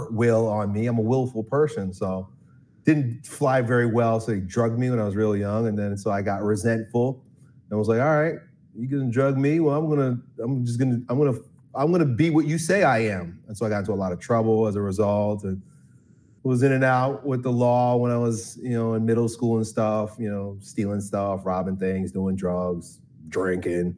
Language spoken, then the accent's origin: English; Long Island, New York, United States; I grew up in Long Island, New York, suburban New York City.